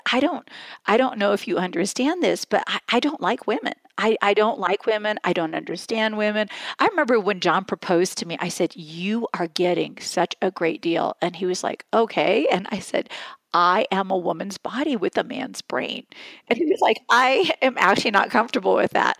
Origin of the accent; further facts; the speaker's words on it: West Lafayette, Indiana, United States; I was born and raised in West Lafayette, Indiana